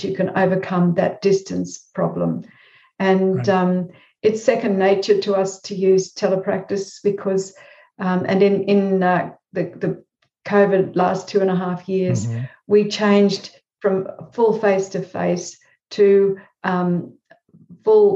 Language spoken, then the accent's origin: English; Australia; I sometimes feel as if I'm more American than Australian